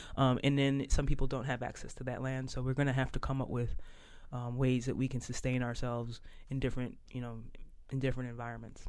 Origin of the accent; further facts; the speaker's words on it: Philadelphia, Pennsylvania, United States; moved away as an adult; now in Boston, United States; I grew up in South Philly, uh, but uh, left Philadelphia and uh, went to Northeastern University and kind of have been in the Boston area um, ever since